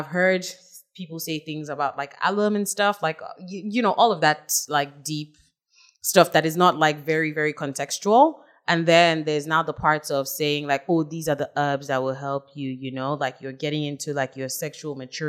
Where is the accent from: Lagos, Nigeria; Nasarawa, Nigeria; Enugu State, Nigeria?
Nasarawa, Nigeria; Lafia; I'm originally from Nasarawa State. I'm from Lafia North.